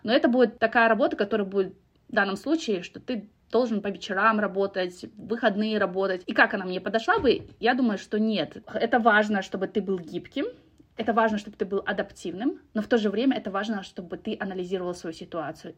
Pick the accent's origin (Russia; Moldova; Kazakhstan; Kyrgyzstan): Kazakhstan; moved away as an adult